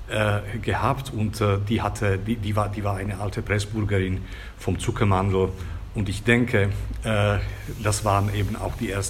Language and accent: German; Bratislava, Bratislava Region, Slovakia; ich bin in Bratislava aufgewachsen